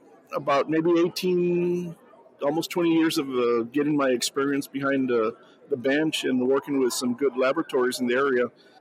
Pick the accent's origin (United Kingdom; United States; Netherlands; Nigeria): United States; Texas; I'm from here from Texas.